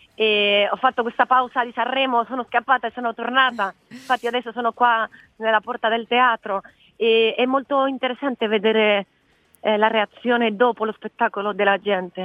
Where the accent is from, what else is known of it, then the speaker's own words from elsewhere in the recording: Spain; Italian is a second language; moved away; sono spagnola